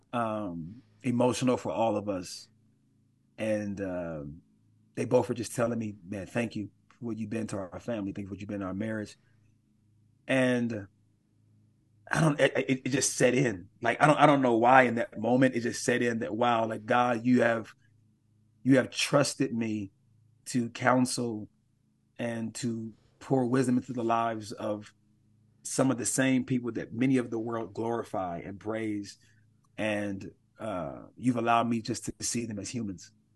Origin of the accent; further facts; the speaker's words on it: Milwaukee, Wisconsin, United States; Milwaukee is my hometown, born and raised in Milwaukee